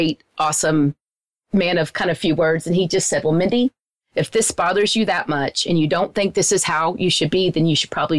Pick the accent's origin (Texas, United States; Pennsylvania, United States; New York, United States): Texas, United States; Wichita Falls; where I grew up in Wichita Falls, it's a very small town